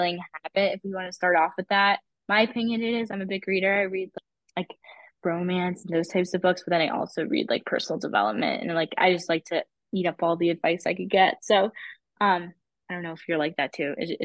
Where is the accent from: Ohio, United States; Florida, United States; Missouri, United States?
Ohio, United States; I'm from Ohio and it's actually really close to Toronto, like in the States.